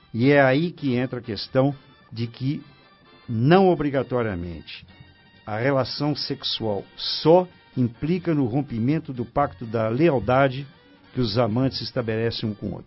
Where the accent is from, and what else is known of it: Brazil